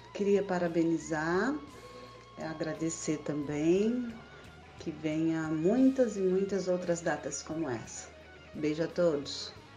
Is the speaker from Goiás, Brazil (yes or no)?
yes; interior of Goiás, Brazil; sou do interiorzinho de Goiás